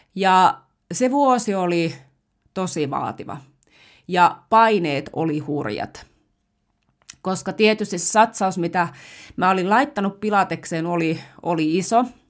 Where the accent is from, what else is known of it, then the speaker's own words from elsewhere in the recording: Finland; also born or lived in Rovaniemi, Finland; mä oon Suomesta